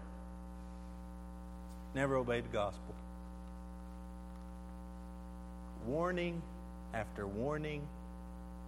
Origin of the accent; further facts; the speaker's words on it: Allison, Texas, United States; moved away; where I grew up in Allison, Texas